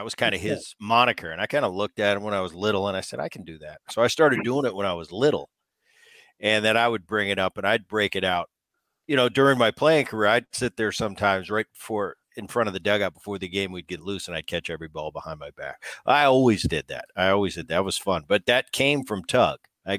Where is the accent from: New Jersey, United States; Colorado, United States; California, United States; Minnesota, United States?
New Jersey, United States; Medford; And we grew up in New Jersey and in that little town of Medford